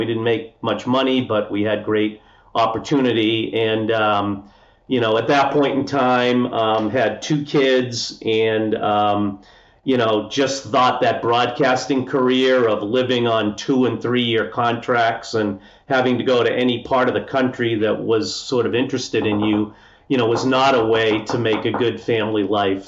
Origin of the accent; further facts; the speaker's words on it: Norwood, Massachusetts, United States; I grew up outside of Boston in a little town, Norwood, Massachusetts